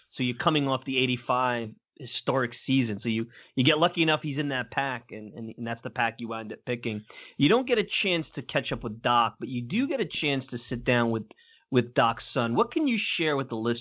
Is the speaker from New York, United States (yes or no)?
yes; New York City, New York, United States; I grew up in Bensonhurst